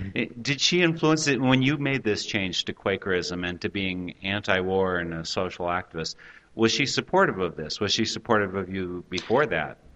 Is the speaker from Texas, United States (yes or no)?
no; Eau Claire, Wisconsin, United States; my hometown, Eau Claire, actually Altoona, which is a neighboring community